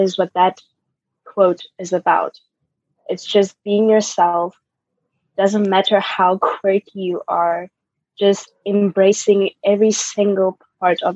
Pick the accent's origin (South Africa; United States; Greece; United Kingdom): South Africa; Pretoria, Gauteng; moved away as an adult; now in Germany; I was born in Pretoria, South Africa